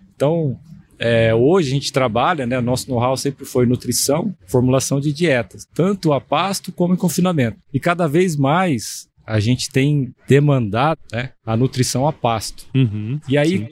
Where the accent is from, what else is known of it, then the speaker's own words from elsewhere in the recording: Campo Grande, Mato Grosso do Sul, Brazil; moved away as an adult; also born or lived in Botucatu / Tangará da Serra / Pereira Barreto; Eu sou nascido em Campo Grande